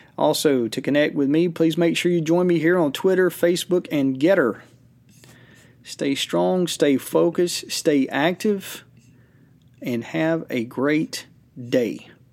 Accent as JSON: {"language": "English", "country": "United States", "said": "us as American citizens"}